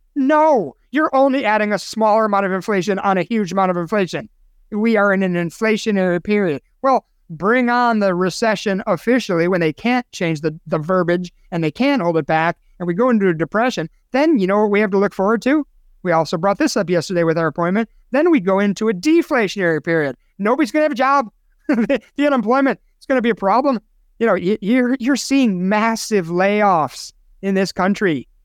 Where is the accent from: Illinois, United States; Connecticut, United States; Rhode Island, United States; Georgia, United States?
Illinois, United States; Chicago; now in Sun City, United States; Chicago, Illinois, my hometown